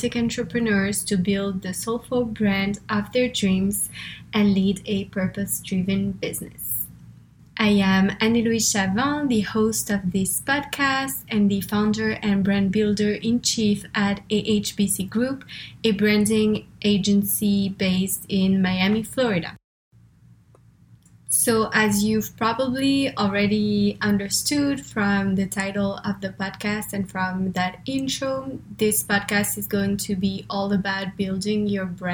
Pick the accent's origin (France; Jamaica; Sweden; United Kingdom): France; English is a second language; moved away; I'm originally from France, as you can probably hear, or if you were wondering where the accent is from, that's where.